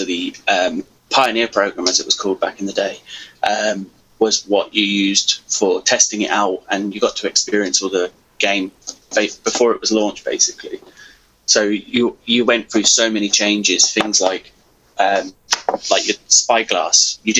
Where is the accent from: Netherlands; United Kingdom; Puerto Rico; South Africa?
United Kingdom; England; also born or lived in Cyprus; now in Scotland; I was raised in England, hence the accent, but then I moved back to Scotland as soon as I could.